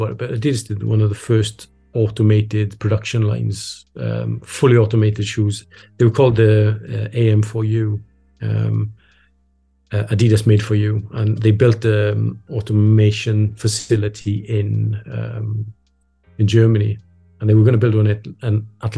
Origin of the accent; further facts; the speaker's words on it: Wales, United Kingdom; we as Welsh people